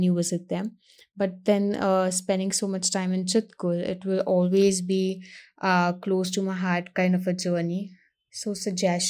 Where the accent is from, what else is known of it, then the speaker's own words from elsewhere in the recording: Mumbai, Maharashtra, India; I'm from Mumbai, but the past some years I've been traveling a lot to the north of India.